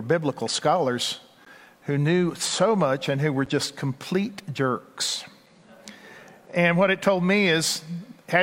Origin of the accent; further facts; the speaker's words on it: Texas, United States; accent: Texas; also born or lived in Washington, D.C.; my Texas accent